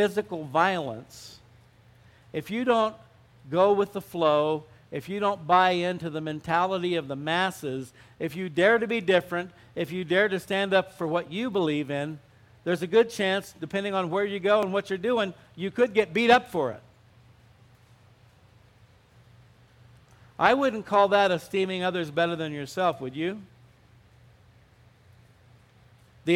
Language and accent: English; Arizona, United States; moved away; also born or lived in Southern California; I grew up in Arizona